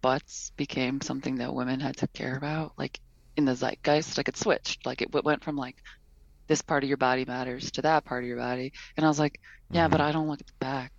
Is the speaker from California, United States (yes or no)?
no; Detroit, Michigan, United States; moved away as an adult; now in San Francisco, United States; I'm from Detroit